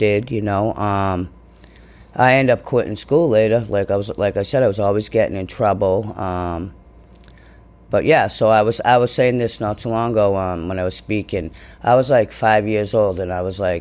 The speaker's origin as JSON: {"language": "English", "town": "Boston", "region": "Massachusetts", "country": "United States", "tie": "born or raised there", "said": "So I grew up in Dorchester and Southie, back and forth"}